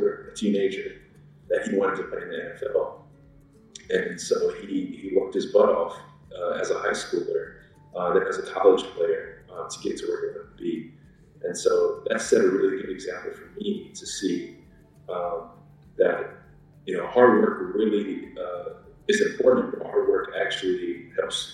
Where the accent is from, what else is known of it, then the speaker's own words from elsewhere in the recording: Rock Hill, South Carolina, United States; moved away; also born or lived in Germany; I'm from Rock Hill, South Carolina, originally.